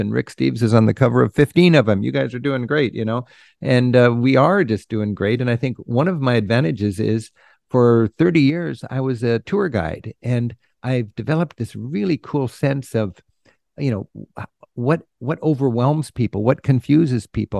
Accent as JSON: {"language": "English", "country": "United States", "tie": "born or raised there", "said": "growing up in the United States without the benefit of travel"}